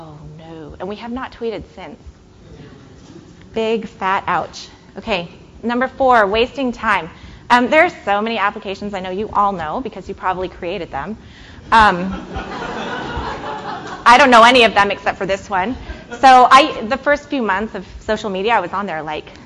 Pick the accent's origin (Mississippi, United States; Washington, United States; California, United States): California, United States; San Francisco; now in Chicago, United States; I live in Chicago-ish. I live west of Chicago. And I grew up in San Francisco